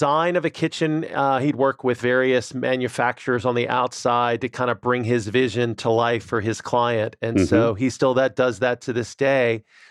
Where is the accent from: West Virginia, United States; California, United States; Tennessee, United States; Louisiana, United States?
Louisiana, United States; New Orleans; So I grew up in New Orleans, Louisiana